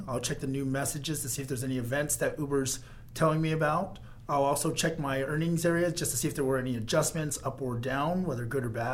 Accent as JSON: {"language": "English", "town": "Seattle", "region": "Washington", "country": "United States", "moved": "as an adult", "lives_now": "Las Vegas, United States", "said": "I hail from Seattle, Washington, but I've been living in Las Vegas for about 7 years now"}